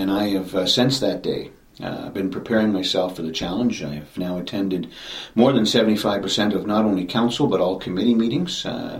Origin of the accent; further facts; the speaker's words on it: Wasaga Beach, Ontario, Canada; I was born and raised in Wasaga Beach. I grew up four doors away from Town Hall where it is today.